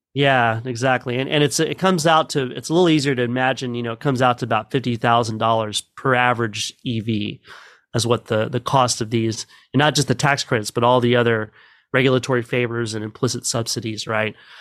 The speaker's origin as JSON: {"language": "English", "town": "Midland", "region": "Texas", "country": "United States", "tie": "born or raised there", "said": "grew up in Midland"}